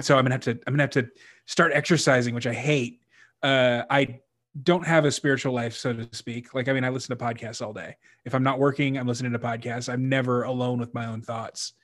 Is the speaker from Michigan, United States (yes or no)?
no; Texas, United States; I was raised Catholic in Texas where everybody's Southern Baptist